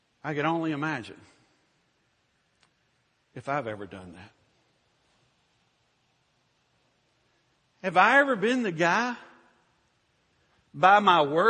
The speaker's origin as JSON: {"language": "English", "town": "Louisville", "region": "Kentucky", "country": "United States", "tie": "born or raised there", "said": "my hometown of Louisville, Kentucky."}